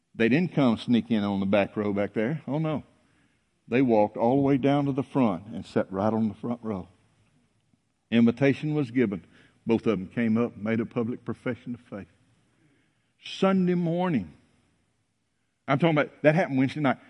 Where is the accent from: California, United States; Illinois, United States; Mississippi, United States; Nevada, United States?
Mississippi, United States; North; When I was a boy growing up in North Mississippi